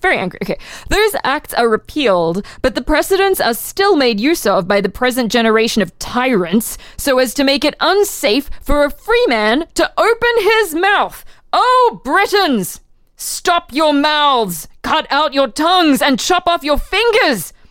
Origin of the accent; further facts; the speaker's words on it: Brisbane, Queensland, Australia; now in Philadelphia, United States; my hometown of Brisbane, Australia